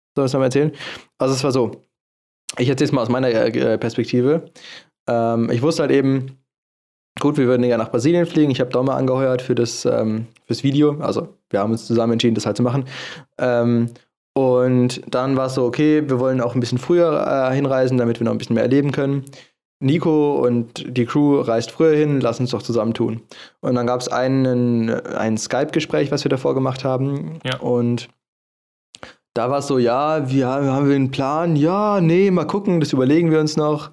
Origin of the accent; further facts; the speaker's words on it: Germany; wir als Deutsche